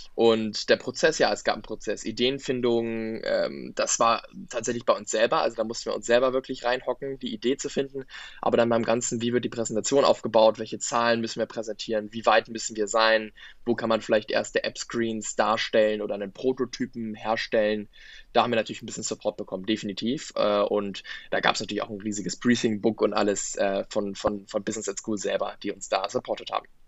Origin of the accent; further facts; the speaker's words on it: Berlin, Germany; ich komme aus Berlin, habe auch noch bis vor einem Jahr bei meinen Eltern gelebt